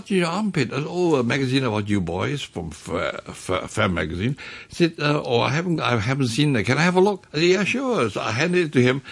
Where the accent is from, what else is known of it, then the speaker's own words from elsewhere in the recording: Hong Kong; where are you from? I said, Hong Kong